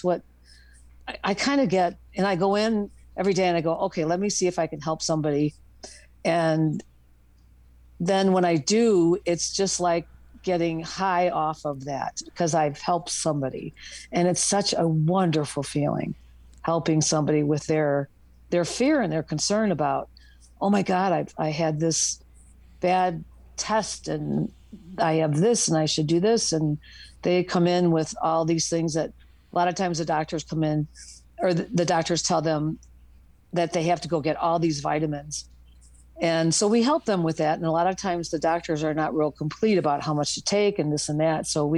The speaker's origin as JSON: {"language": "English", "town": "Boulder", "region": "Colorado", "country": "United States", "said": "I'm from Boulder, Colorado."}